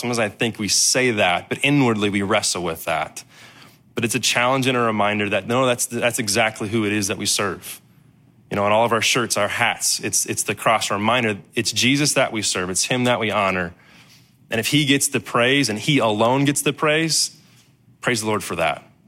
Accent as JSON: {"language": "English", "town": "Danville", "region": "Illinois", "country": "United States", "said": "I was from Danville, Illinois"}